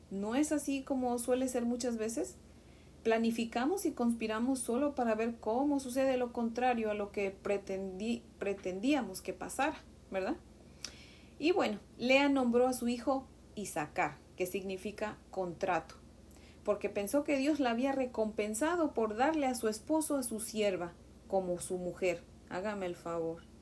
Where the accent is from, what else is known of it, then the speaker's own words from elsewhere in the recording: Mexico; Como saben, yo soy de México y en México a los niños les decimos chamacos, chiquillos, ¿verdad?